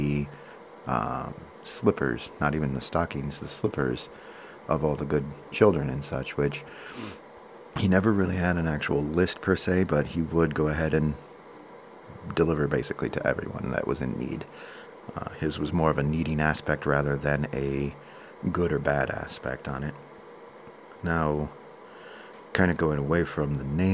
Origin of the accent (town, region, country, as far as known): United States